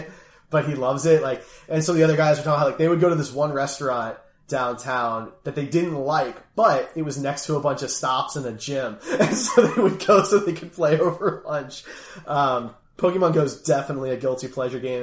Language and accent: English; Philadelphia, Pennsylvania, United States; I'm from Philly